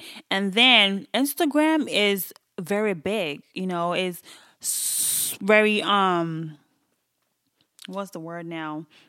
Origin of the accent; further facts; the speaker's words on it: Nigeria; People don't actually even know I'm Nigerian.